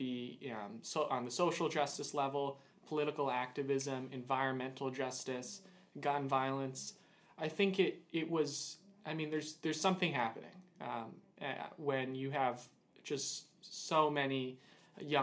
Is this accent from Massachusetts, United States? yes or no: yes; Boston, Massachusetts, United States; I am from Boston, Massachusetts